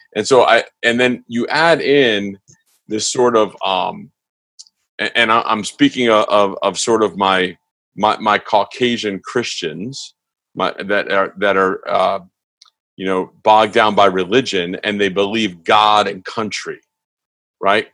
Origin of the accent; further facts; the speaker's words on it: East Coast, United States; moved away; I grew up on the East Coast